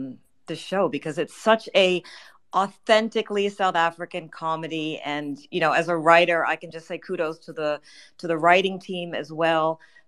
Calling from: Berlin, Germany; Hi, I'm calling from Berlin.

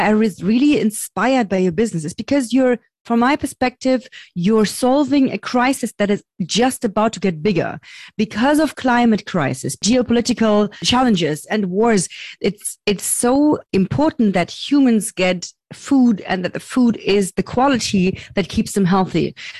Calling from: Berlin, Germany; I'm calling from Berlin, Germany.

